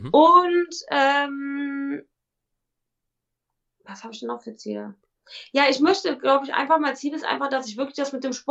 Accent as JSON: {"language": "German", "town": "Cologne", "region": "North Rhine-Westphalia", "country": "Germany", "said": "ich bin ein kölsches Mädchen, ich komme aus Köln, ähm, habe eine Klappe am Mund und bin lustig."}